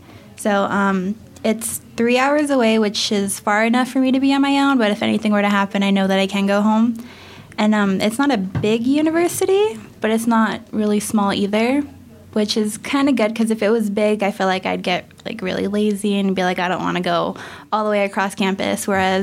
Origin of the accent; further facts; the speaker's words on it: Tucson, Arizona, United States; moved away as an adult; I'm from Tucson, Arizona